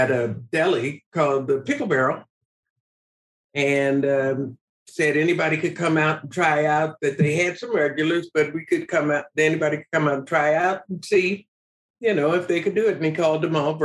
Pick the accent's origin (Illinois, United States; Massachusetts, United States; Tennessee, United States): Illinois, United States; Chicago; I grew up in Chicago